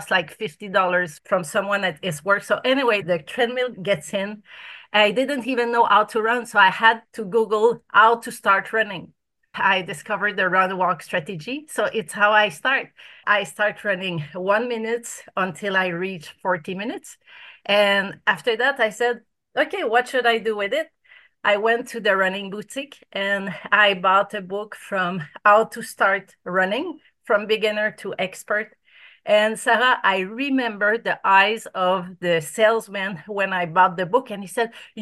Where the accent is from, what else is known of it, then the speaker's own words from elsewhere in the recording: Canada; now in Australia; I'm from Canada